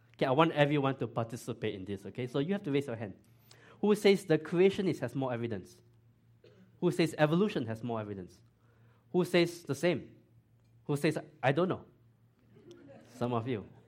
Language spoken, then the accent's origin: English; Singapore; moved away as an adult; now in Georgia, United States; I grew up in Singapore